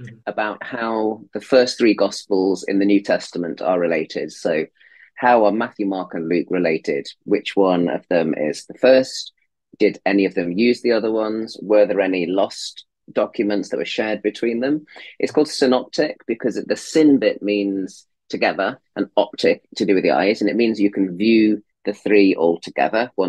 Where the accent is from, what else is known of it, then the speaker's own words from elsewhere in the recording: Leicestershire, East Midlands, United Kingdom; moved away as an adult; also born or lived in Oxford, England; now in United States; born in Leicestershire in England, and was brought up in the Midlands